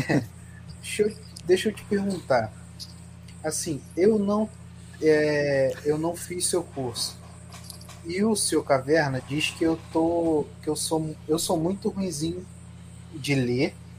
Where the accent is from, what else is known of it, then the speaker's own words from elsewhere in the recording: Rio de Janeiro, Brazil; eu sou do Rio de Janeiro.